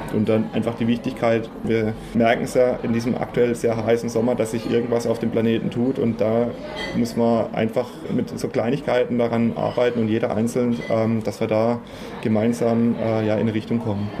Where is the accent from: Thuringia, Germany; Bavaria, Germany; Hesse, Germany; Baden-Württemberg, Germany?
Baden-Württemberg, Germany; Fischerbach; ich bin auf dem Hof, auf dem Ramsteiner Hof in Fischerbach aufgewachsen